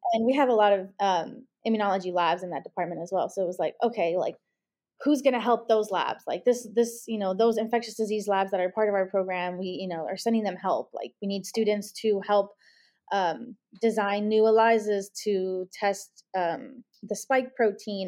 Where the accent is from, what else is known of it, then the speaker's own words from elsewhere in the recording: Los Angeles, California, United States; moved away as an adult; also born or lived in Ohio; now in Cincinnati, United States; I'm originally from Los Angeles, California